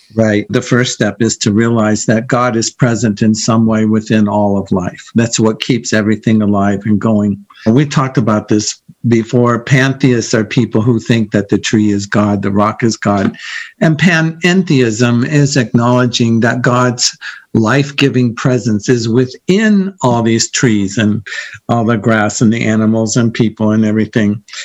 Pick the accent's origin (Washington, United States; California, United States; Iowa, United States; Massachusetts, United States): Iowa, United States; moved away as an adult; also born or lived in San Diego; I'm from Iowa and I'm going to go to college in San Diego